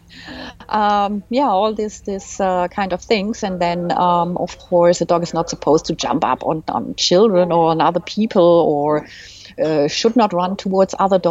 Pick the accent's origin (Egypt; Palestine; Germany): Germany; English is a second language; also born or lived in Canada; now in Switzerland; I'm actually Swiss, but I grew up in Germany, and I lived in Canada. And when we returned to Switzerland